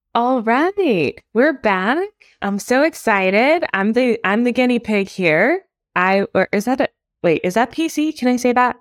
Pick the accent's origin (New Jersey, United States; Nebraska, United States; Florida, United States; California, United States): Florida, United States; Miami; moved away; also born or lived in Atlanta; I'm from Atlanta, but like I was born in Miami